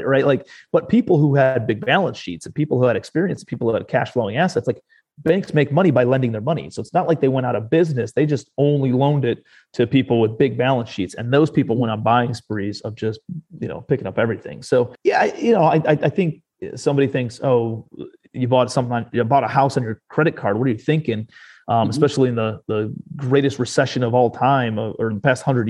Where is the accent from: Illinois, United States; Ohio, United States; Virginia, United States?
Ohio, United States; Cleveland; moved away as an adult; also born or lived in New York City; I'm a kid from Cleveland, Ohio, and graduated from Cleveland